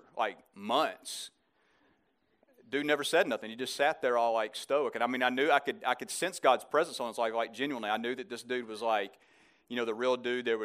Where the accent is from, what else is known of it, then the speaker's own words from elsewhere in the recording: Birmingham, Alabama, United States; I reign from the north of Florida in Birmingham, Alabama. So if you couldn't figure that out with my accent